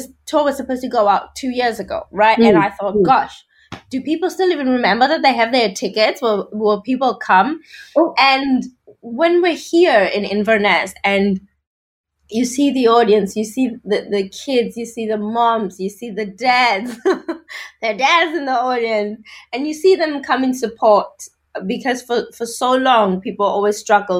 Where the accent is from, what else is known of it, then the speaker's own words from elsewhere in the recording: South Africa; moved away as an adult; now in United Kingdom; I grew up in South Africa